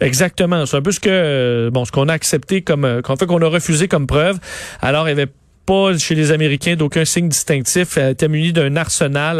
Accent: Quebec, Canada; chez nous, au Canada, puis au Québec

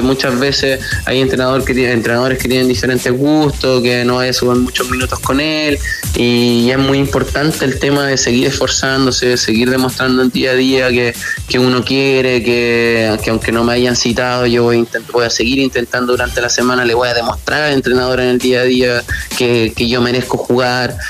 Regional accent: La Serena, Coquimbo, Chile; moved away as an adult; also born or lived in Santiago; yo soy de La Serena, yo me vine a Audax Italiano a los 18 años

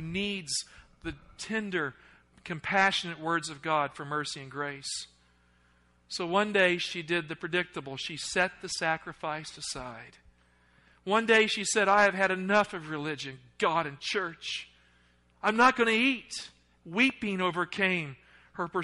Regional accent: the South, United States; accent: Southern; I grew up in the South

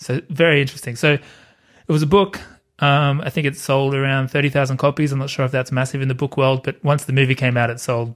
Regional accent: Australia; as an Australian

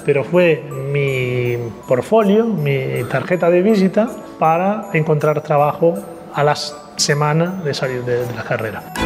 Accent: Italy; soy italiano

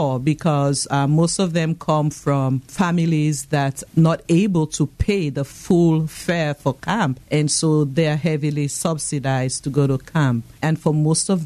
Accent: Freetown, Western Area, Sierra Leone; moved away; I know you can tell from my accent that I'm not from around here. I was born and raised in Freetown, Sierra Leone, West Africa.

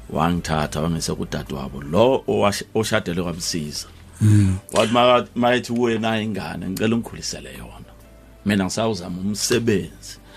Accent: Springs, Gauteng, South Africa; ngazalelwa kwaThema eSprings

